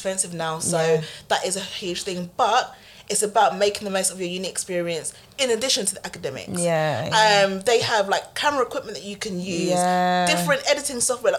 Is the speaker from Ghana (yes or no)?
yes; Ghana; But it's funny because here I'm just like, well, I'm from Ghana.